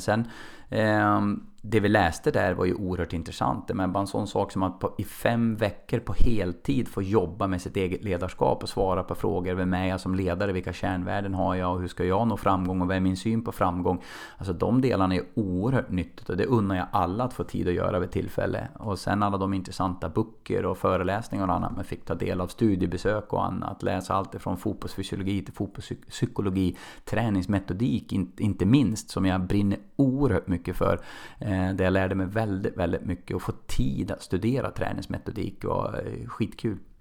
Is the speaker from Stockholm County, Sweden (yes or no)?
no; Nolby, Västernorrland County, Sweden; jag växte upp i en liten ort som heter Nolby, eh, nära Kvissleby och söder om, om Sundsvall